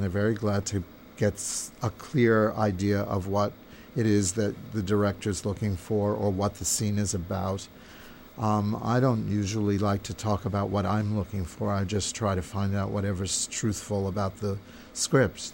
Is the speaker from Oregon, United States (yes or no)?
no; New York, United States; I grew up in New York. I'm from New York